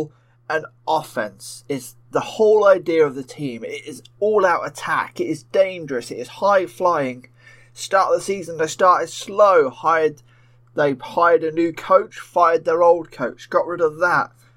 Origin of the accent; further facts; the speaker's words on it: United Kingdom; I am the Brit